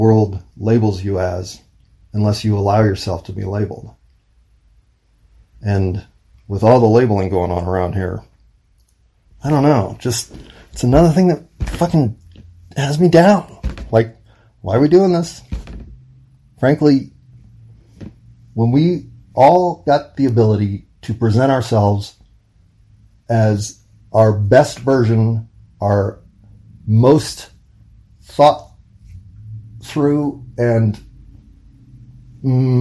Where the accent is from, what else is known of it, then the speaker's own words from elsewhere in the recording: United States; being an American